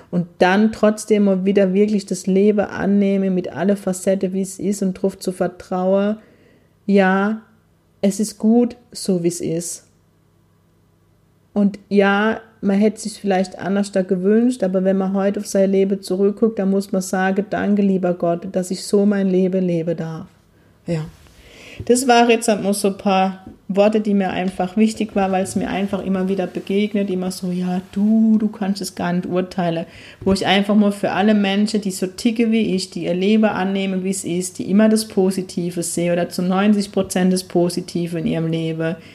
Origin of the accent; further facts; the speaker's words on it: Zickelhausen, Bavaria, Germany; now in Neckargemünde, Germany; Ich komme aus Zickelhausen, das sagt man Ahoi. Jetzt bin ich in Neckargemünde, sagt man Allah, glaube ich.